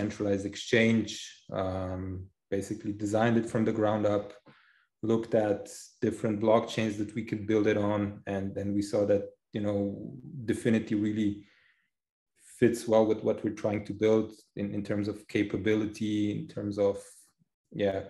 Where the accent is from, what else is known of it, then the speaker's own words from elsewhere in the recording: Slovenia; now in Zurich, Switzerland; originally I'm from Slovenia. Right now I'm living in Zurich, Switzerland.